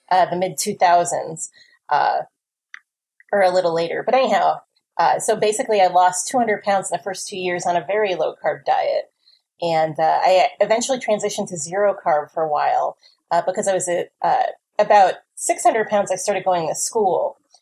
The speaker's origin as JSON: {"language": "English", "region": "New Jersey", "country": "United States", "said": "I'm from New Jersey."}